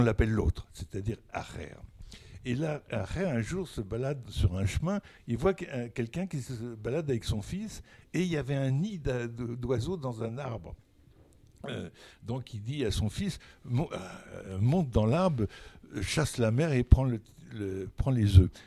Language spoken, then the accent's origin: French; Burgundy, Bourgogne-Franche-Comté, France; je viens de la Bourgogne, de, euh, la Bourgogne des petits villages